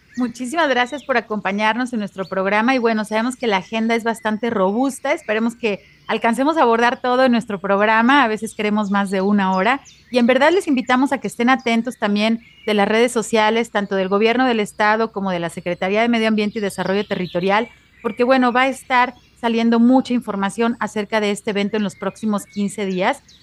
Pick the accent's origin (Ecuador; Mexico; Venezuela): Mexico; Guadalajara, Jalisco; aquí en nuestra ciudad de Guadalajara, en Jalisco, en México